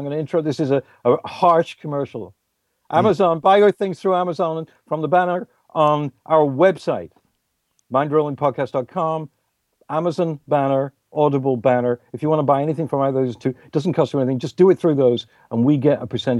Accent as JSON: {"language": "English", "region": "New York", "country": "United States", "said": "I'm not. I'm a New Yorker, which I'm proud of."}